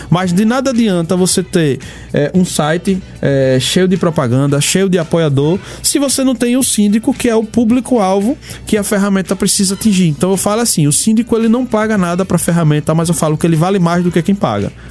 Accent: Northeast Region, Brazil; Nós somos nordestinos. Tô falando aqui de Aracaju e lá em Teresina tem duas pessoas maravilhosas.

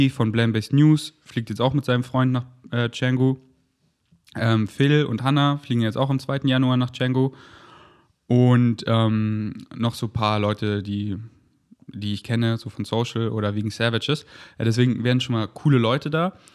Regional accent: Munich, Bavaria, Germany; now in Berlin, Germany; Berlin, das ist meine Base. München ist, wo ich herkomme und das sind meine Wurzeln

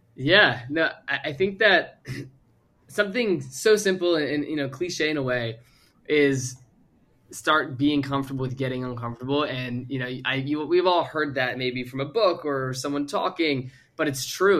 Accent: Virginia, United States; moved away as an adult; also born or lived in Arizona; I moved across to Arizona from Virginia when I graduated high school

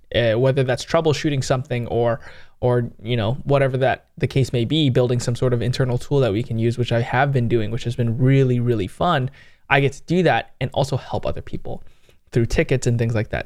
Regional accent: San Jose, California, United States

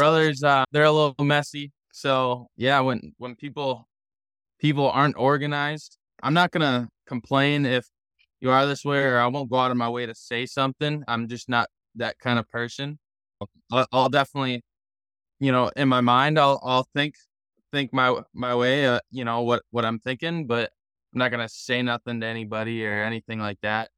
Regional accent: Minnesota, United States; growing up in Minnesota

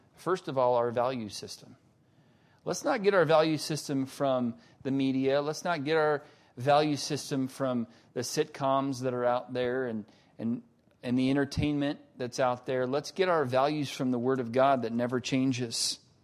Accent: United States; we Americans

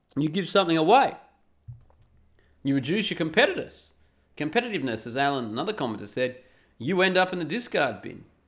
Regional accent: Australia; I'm an Aussie

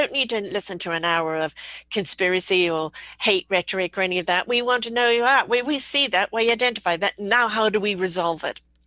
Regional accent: England, United Kingdom; moved away; also born or lived in South Africa / United States; I was brought up in England, lived in South Africa, been here 42 years, but I've lived in the States as well.

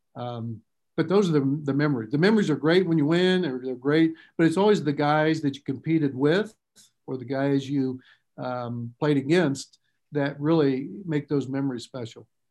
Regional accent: Lafayette, Indiana, United States; growing up in Lafayette

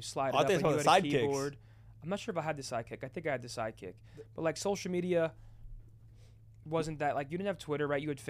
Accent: New Jersey, United States; New Jersey.

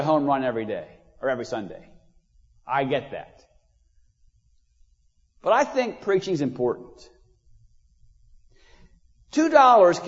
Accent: United States; I'm from Munster County

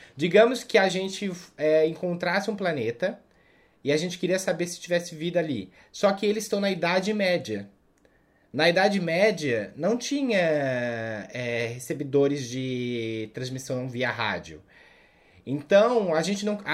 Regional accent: South Region, Brazil; now in Southeast Brazil; eu não nasci aqui, né? Eu sou do Sul também

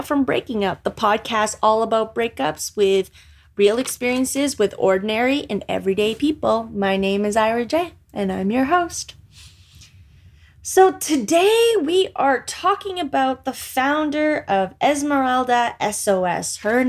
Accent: Philippines; Growing up as a Filipino female or Filipina with a Roman Catholic mother, I believe sex was bad

